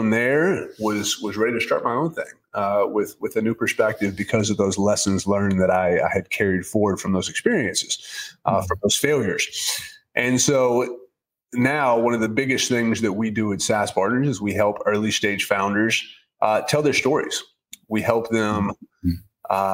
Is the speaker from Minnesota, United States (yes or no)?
no; Nashville, Tennessee, United States; I'm from Nashville, born and raised there